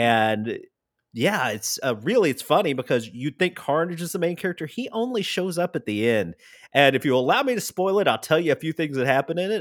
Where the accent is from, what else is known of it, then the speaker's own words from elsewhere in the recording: Tennessee, United States; I'm actually from Tennessee